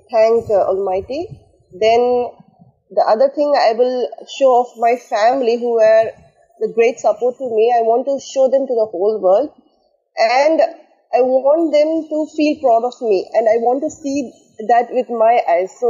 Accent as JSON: {"language": "English", "region": "Tamil Nadu", "country": "India", "moved": "as an adult", "lives_now": "Ras Al Khaimah, United Arab Emirates", "said": "I am basically from Tamil Nadu, India and I've been here at Ras Al Khaimah, UAE, beautiful Ras Al Khaimah, for the past uh, 10 years."}